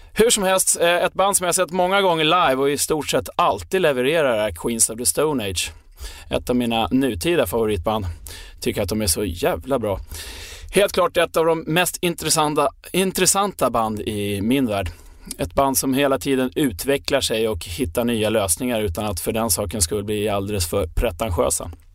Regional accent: Sweden; vi svenskar

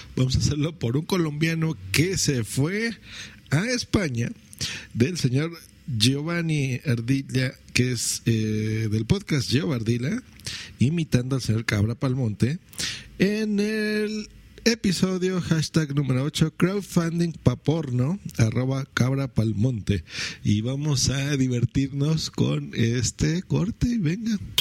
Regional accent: Mexico City, Mexico; en el DF nos decimos chilangos

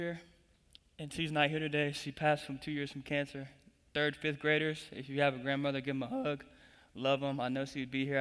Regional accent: Tulsa, Oklahoma, United States; moved away as an adult; now in Springfield, Missouri, United States; I'm originally from Tulsa, Oklahoma

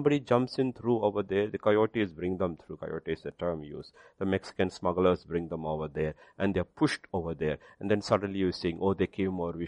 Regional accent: India; my citizenship is India

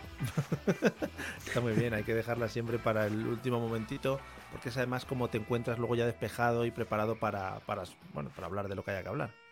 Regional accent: Spain; Somos los auténticos españoles

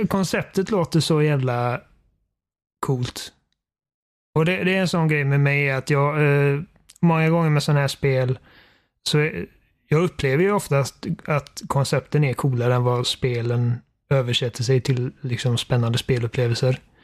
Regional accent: Sweden; Jag är svensk.

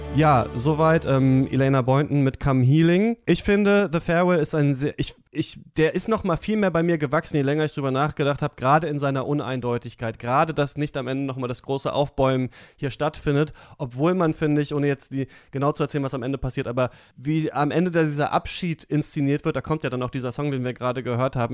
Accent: GDR, East Germany, Germany; ich bin in der DDR geboren

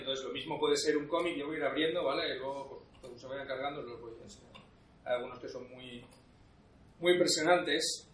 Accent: Spain; hay otro chico español, pero, pero solo somos dos

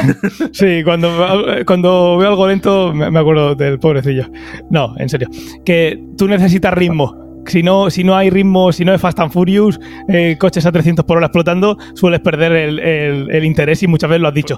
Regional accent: Region of Murcia, Spain; sin olvidar que somos de Murcia

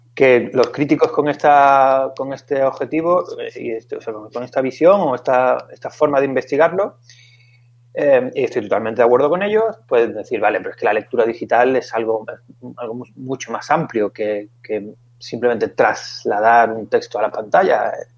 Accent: Seville, Andalusia, Spain; moved away as an adult; also born or lived in Valencia; yo soy de Sevilla

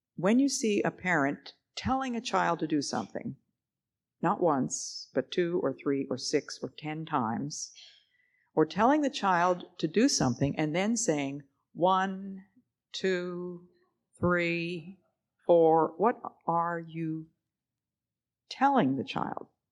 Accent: the East, United States; I'm from the East

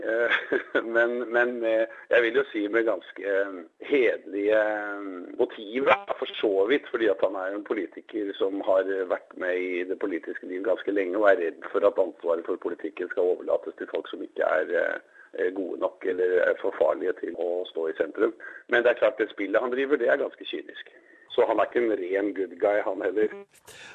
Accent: Norway; hjemme i Norge

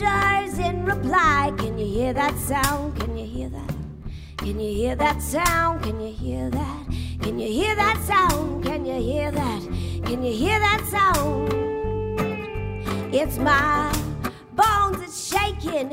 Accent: New Mexico, United States; now in New York City, United States; I live in New York City now, but I grew up in New Mexico

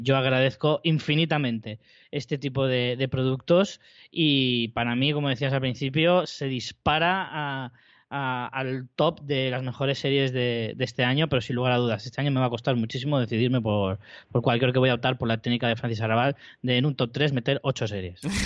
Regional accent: Spain; yo, como español, de, de, una edad concreta

